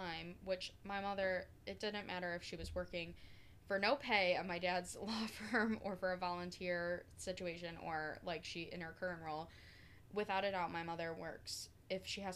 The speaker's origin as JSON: {"language": "English", "town": "Oswego", "region": "New York", "country": "United States", "tie": "born or raised there", "said": "my brother and I were raised in Oswego"}